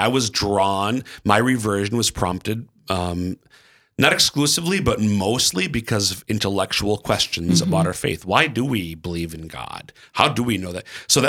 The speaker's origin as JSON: {"language": "English", "region": "Minnesota", "country": "United States", "lives_now": "South Dakota, United States", "said": "I'm from Central Minnesota, but our 5 kids are all born and raised here in Eastern South Dakota."}